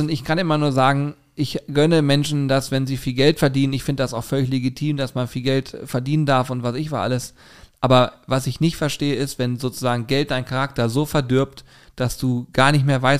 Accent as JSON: {"language": "German", "region": "Hamburg", "country": "Germany", "said": "ich komme aus Hamburg, ja logisch fliege ich Privatjet."}